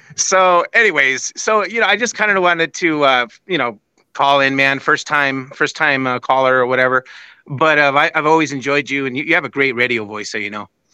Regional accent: San Jose, California, United States; now in Boise, United States; I'm originally from San Jose, California

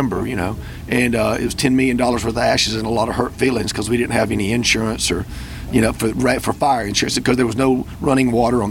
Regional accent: the South, United States; I'm just from the South. It's just like you say tomato, and I say mater, right?

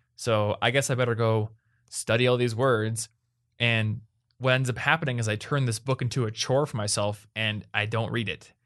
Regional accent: United States; first language English; I'm an American

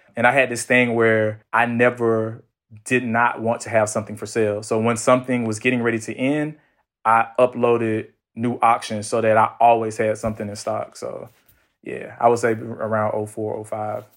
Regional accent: Atlanta, Georgia, United States; I'm from Atlanta

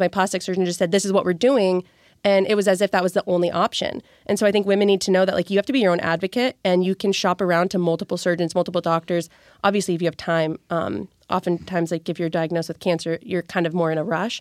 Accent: California, United States; moved away; I'm from California. Originally, my family lives in California

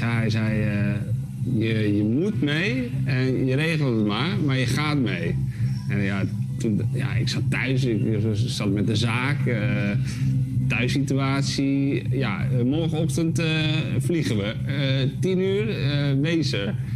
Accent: Spain; Ik, ik zou het ja, niet over willen doen op een andere plek. Want ik, ik ben opgegroeid op Spaanse scholen met veel sport

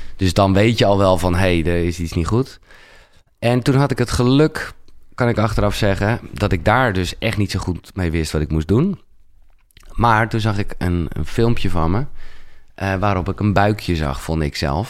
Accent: Haarlem, North Holland, Netherlands; geboren in Haarlem, 1977

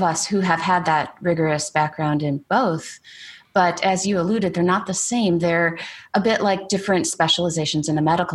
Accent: Michigan, United States; moved away as an adult; now in Oklahoma, United States; I grew up in Michigan

